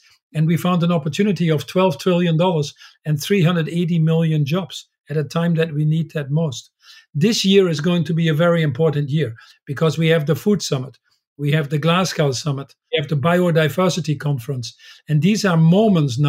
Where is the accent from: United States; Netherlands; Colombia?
Netherlands; When I was born in the Netherlands